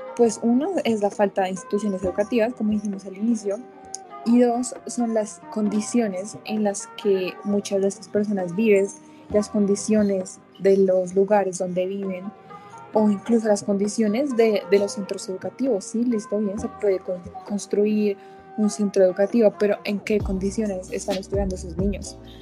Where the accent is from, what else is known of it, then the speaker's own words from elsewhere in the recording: Colombia; nosotros como colombianos, como parte de esta sociedad